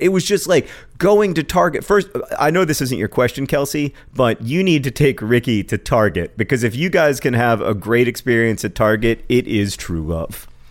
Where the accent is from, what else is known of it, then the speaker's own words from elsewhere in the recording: Indiana, United States; Indiana, my home state